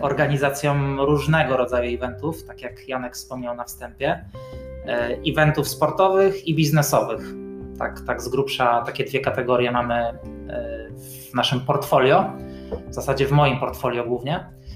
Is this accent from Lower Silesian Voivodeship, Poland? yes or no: no; Bydgoszcz, Kuyavian-Pomeranian Voivodeship, Poland; ja jako bydgoszczanin